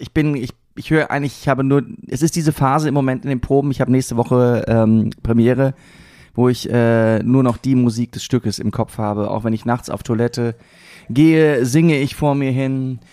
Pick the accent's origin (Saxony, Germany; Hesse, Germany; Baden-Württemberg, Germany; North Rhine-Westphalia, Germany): North Rhine-Westphalia, Germany; Siegerland; now in Berlin, Germany; das Siegerland, wo ich herkomme